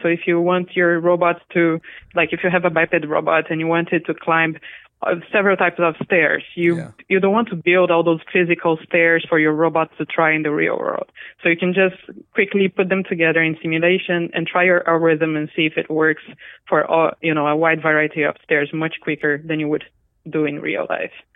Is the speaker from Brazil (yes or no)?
yes; Brazil; English is a second language; moved away as an adult; also born or lived in Japan; I'm Brazilian. I grew up in Brazil, and I went to college in Japan.